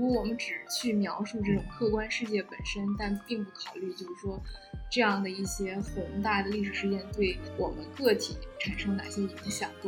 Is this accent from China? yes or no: yes; China; also born or lived in Russia; 我父母以前在俄罗斯工作，然后我在那边出生，然后待过一段时间，所以，但是后来，呃，回国以后就可能没有那么多跟俄罗斯的联系。